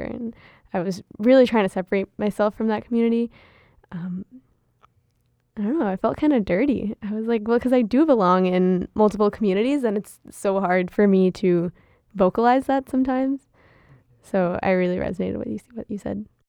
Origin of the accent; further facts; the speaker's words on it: United States; accent: American; first language Gujarati; was also born and raised here, just, you know, born with, with American citizenship